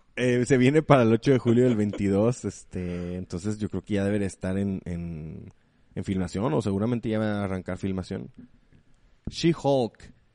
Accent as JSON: {"language": "Spanish", "country": "Mexico", "said": "para nosotros como mexicanos"}